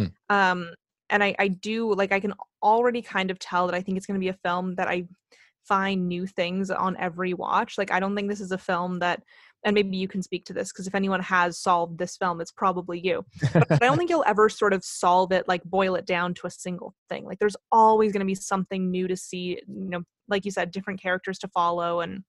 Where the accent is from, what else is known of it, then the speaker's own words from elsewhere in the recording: Canada; And just I will blame this on being Canadian, but I don't know the full history here.